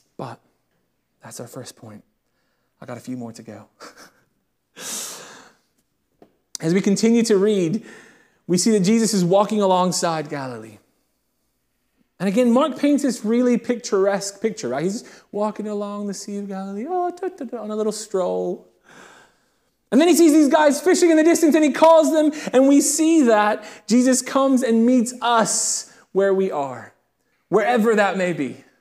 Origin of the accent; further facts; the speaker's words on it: United Kingdom; I'm not American, I am British